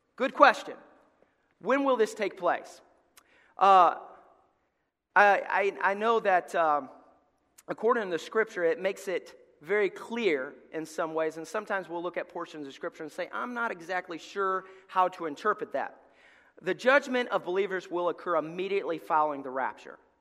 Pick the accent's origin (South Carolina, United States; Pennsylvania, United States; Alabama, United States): Alabama, United States; moved away; we're from Alabama